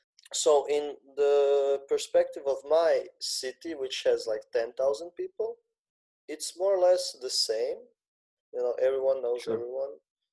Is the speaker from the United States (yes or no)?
no; Zagreb, City of Zagreb, Croatia; I live in a small village, let's say, outside of the city. The city being Zagreb, it's the capital city of Croatia.